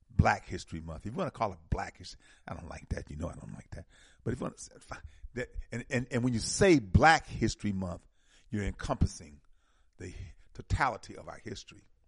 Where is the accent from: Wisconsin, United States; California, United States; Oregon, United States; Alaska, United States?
Wisconsin, United States; Milwaukee; moved away; I'm from Milwaukee